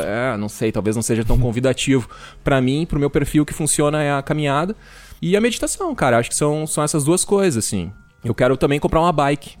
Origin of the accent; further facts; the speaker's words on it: Venâncio Aires, Rio Grande do Sul, Brazil; also born or lived in Florianópolis; eu sou do interior do Rio Grande do Sul, de uma cidade que chama Venâncio Aires